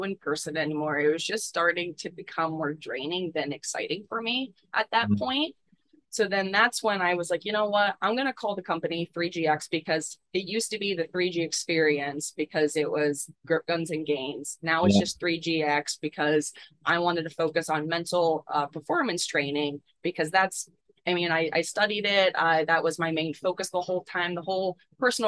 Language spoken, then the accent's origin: English; Pittsburgh, Pennsylvania, United States; I was born and raised in Pittsburgh, PA, so just like 20, 30 minutes away from the city of Pittsburgh South.